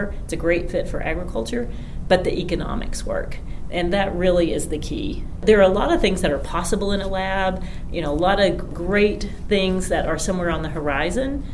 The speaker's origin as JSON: {"language": "English", "town": "Greenback", "region": "Tennessee", "country": "United States", "tie": "born or raised there", "said": "I grew up in Greenback, Tennessee, which is, you know, within just a couple of miles of where we sit here in Von Ohr"}